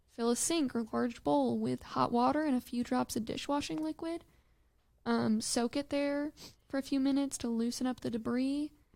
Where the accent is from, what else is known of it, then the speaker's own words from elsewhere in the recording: Michigan, United States; growing up in Michigan, living by a large body of water where you can't see the other side